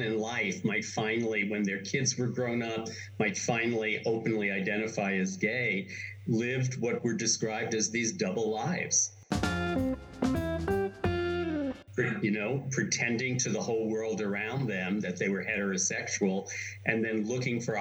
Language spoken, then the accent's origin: English; New York City, New York, United States; also born or lived in Chicago, United States; Parkchester was this super special place. You know, it had been built at the end of the 30s by the Metropolitan Life Insurance Company. It was corporate America trying to be good to working class people during the Depression. And when I was growing up there